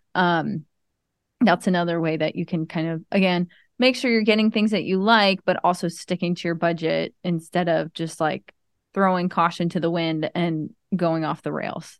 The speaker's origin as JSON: {"language": "English", "region": "Maryland", "country": "United States", "tie": "born or raised there", "moved": "yes", "lives_now": "Tampa, United States", "said": "as a kid growing up in Maryland"}